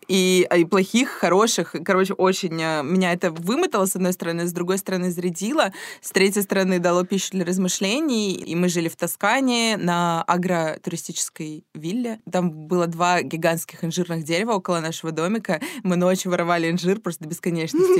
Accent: Saint Petersburg, Russia; мы с Дашей из Петербурга

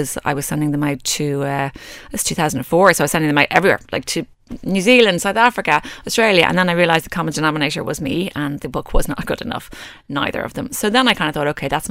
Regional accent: Ireland; I'm Irish

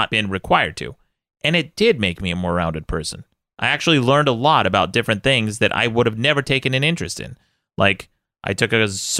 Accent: Utah, United States; I come from Utah.

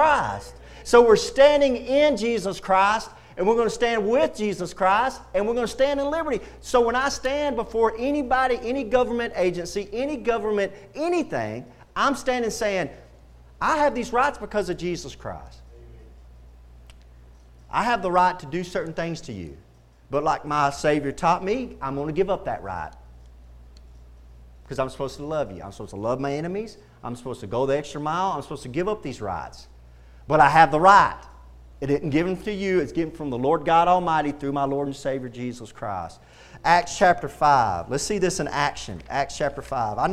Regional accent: Texas, United States; I love being a Texan

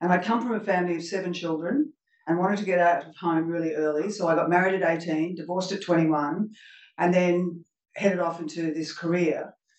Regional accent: Melbourne, Victoria, Australia; moved away as an adult; now in Sydney, Australia; I'm originally from Melbourne, but I'm now living in Sydney.

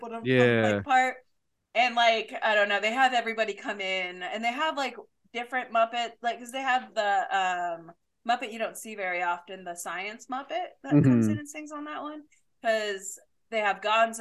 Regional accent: Lafayette, Indiana, United States

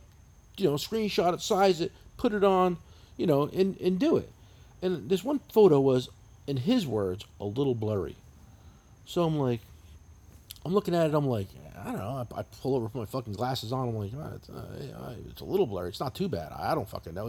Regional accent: New Jersey, United States; I'm from New Jersey. This is how we talk

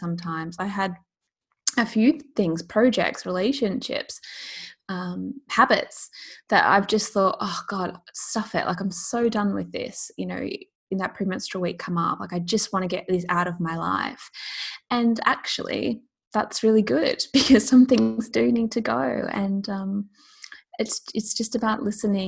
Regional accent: Australia; now in London, United Kingdom; I live in London, but I'm Australian. And so it's a constant like challenge to stay in touch with my family and my friends back home.

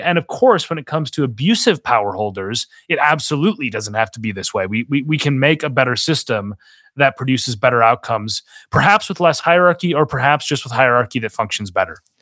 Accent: Minnesota, United States; moved away; my home state of Minnesota

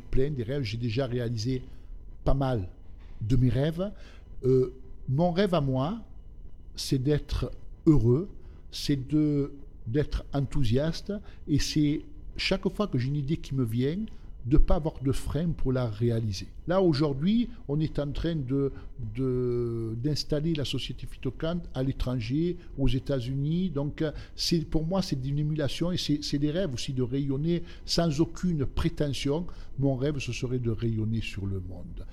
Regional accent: Alpes-de-Haute-Provence and upper Var, Provence-Alpes-Côte d'Azur, France; also born or lived in southern Italy; J'ai grandi, je suis, je suis né en Italie, dans le sud de l'Italie. Je suis venu en France, j'avais à l'âge de 3 ans. Et j'ai vécu euh, dans la région des Basses-Alpes et du haut var

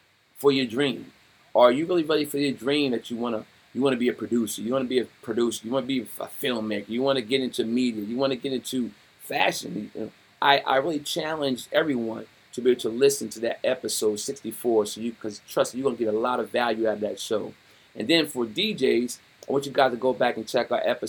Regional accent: Wilmington, Delaware, United States; I'm born and raised in Wilmington, Delaware

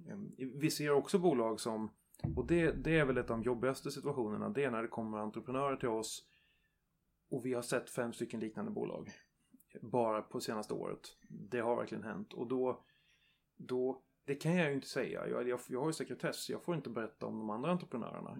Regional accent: Värmland, Sweden; i Värmland också där jag kommer ifrån

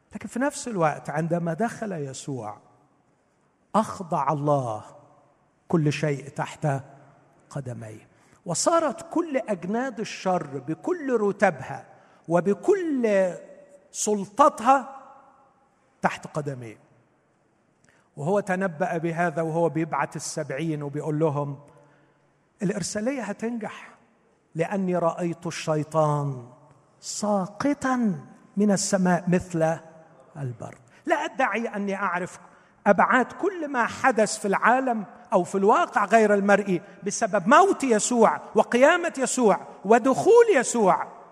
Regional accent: Egypt

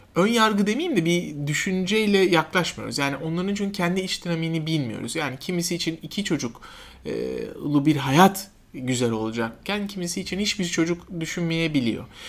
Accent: Kayseri Province, Turkey; moved away as an adult; also born or lived in Ankara / Siirt; now in Istanbul, Turkey; Ben 78 e, yılında Kayseri doğumluyum. E, ilk orta ve lise eğitimimi e, Kayseri'de yaptım.

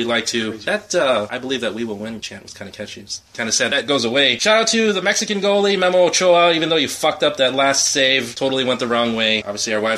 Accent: Philippines; moved away; I'm from the Philippines

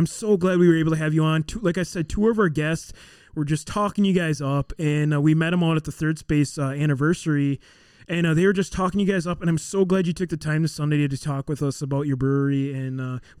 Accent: Elkhorn, United States; We grew up in Elkhorn, was kind of our hometown.

